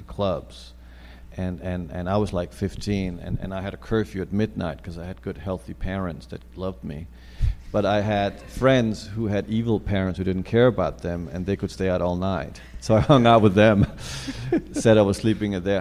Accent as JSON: {"language": "English", "region": "New York", "country": "United States", "tie": "born or raised there", "said": "I grew up in New York in the 80s"}